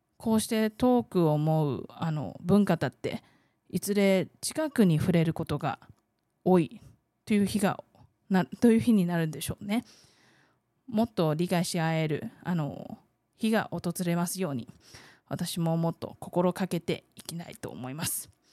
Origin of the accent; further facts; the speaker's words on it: Taiwan; Japanese is a second language; 台湾生まれ台湾育ち